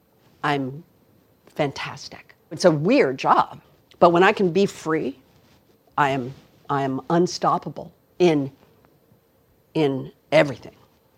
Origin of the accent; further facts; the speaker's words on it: Los Angeles, California, United States; This is my hometown, right here.